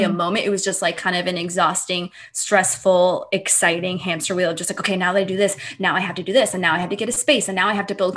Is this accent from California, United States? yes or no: yes; Long Beach, California, United States; I'm originally from Long Beach